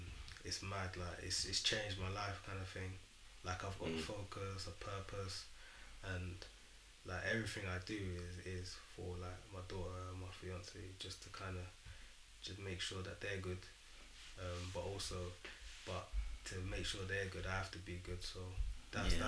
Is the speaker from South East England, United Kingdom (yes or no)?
no; London, United Kingdom; I'm from East London